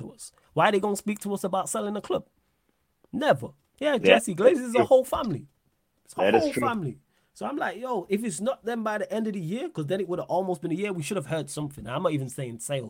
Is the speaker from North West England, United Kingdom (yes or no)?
yes; Manchester, North West England, United Kingdom; I'm from Manchester